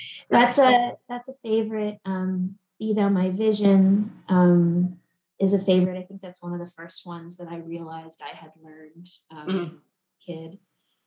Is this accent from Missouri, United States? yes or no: no; Washington, District of Columbia, United States; now in New York, United States; I'm originally from Washington, D.C., grew up there